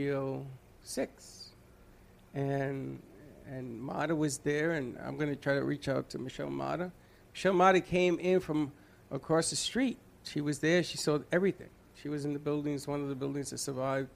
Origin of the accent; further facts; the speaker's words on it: New York, United States; now in Boca Raton, United States; I'm proud to say I am a New Yorker. I will always be a New Yorker.